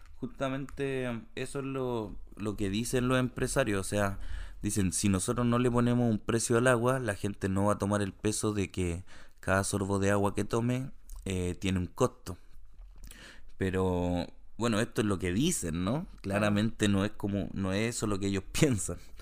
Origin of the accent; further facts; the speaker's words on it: Santiago, Santiago Metropolitan Region, Chile; now in Canada; cuando era chico en Santiago